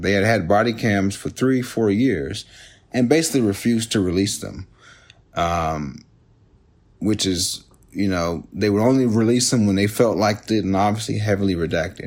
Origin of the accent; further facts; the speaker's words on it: Jacksonville, Florida, United States; I'm, I'm from Jacksonville